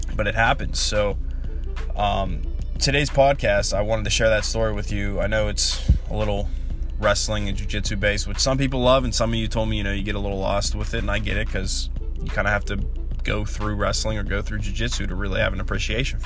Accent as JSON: {"language": "English", "area": "Charleroi Valley", "region": "Pennsylvania", "country": "United States", "said": "I'm from Char Valley"}